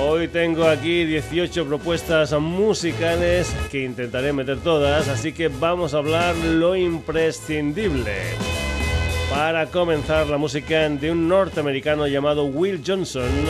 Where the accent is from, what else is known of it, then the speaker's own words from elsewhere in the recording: Extremadura, Spain; mi tierra, de Extremadura